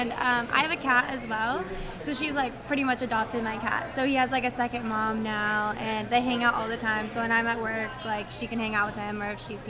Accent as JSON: {"language": "English", "town": "Atlanta", "region": "Georgia", "country": "United States", "moved": "as an adult", "lives_now": "Orlando, United States", "said": "So I'm actually from Georgia, so I went to a school in Atlanta. It was called Walton."}